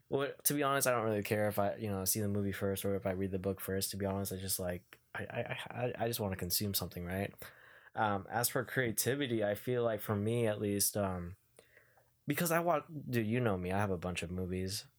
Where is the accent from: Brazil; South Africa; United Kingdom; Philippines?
Philippines; I'm Filipino.